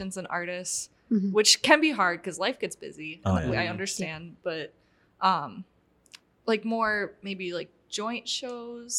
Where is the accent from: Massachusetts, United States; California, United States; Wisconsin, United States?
Wisconsin, United States; Racine; now in Kenosha, United States; I grew up in Racine and I moved to Kenosha like 4 years ago.